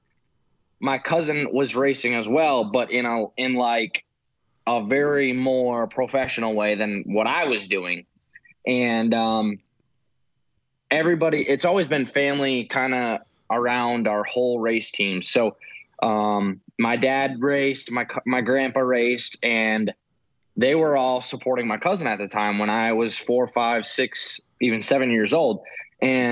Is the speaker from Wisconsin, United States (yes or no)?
yes; Wisconsin, United States; I'm from Wisconsin, so you know, we don't get a lot of summer up there